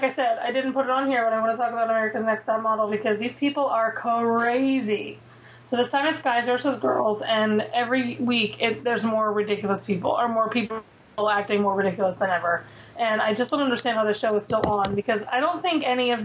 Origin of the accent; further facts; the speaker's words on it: Philadelphia, Pennsylvania, United States; I'm from Philly. I've grown up this area my whole life. My whole family has that accent, but I cannot stand a Philly accent.